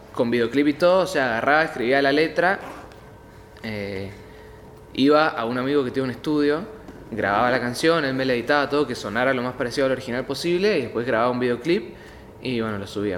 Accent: Godoy Cruz, Mendoza, Argentina; Nací en Godoy Cruz, hospital español

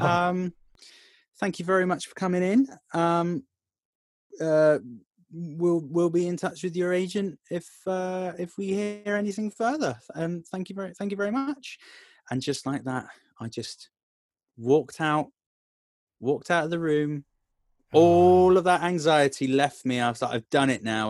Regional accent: Tamworth, West Midlands, United Kingdom; from Cyprus back to stay in Tamworth

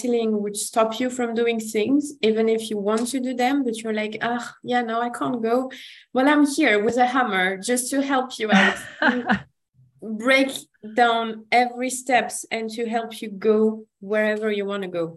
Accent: France; accent: French; English is a second language; I'm French, if my accent doesn't say

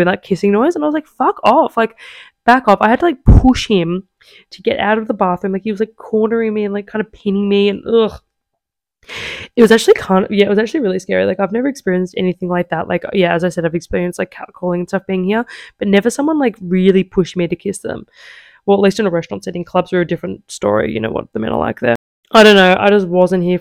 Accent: Australia; now in Italy; I was like, Australia

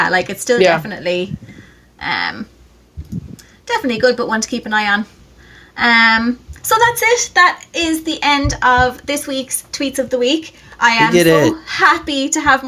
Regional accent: Ireland; I am an Irish web designer that specializes in SEO.

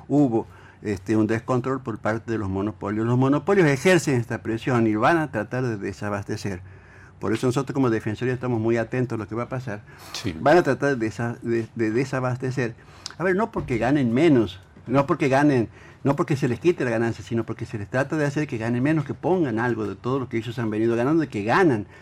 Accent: Argentina; como argentinos

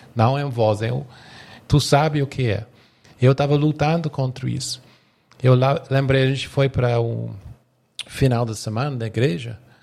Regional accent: England, United Kingdom; Portuguese is a second language; moved away as an adult; now in Brazil

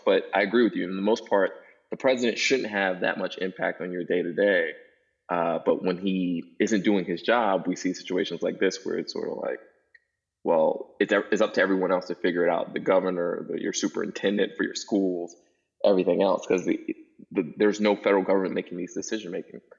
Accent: New York City, New York, United States; now in Virginia, United States; I grew up in Brooklyn, New York

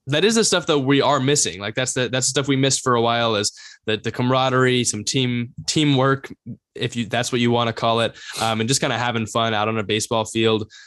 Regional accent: Bay Area, California, United States; we're from the Bay Area

